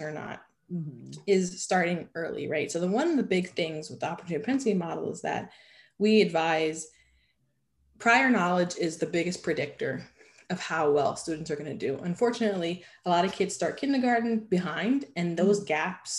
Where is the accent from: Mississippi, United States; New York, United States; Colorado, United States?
New York, United States; New York City; if I grew up in New York City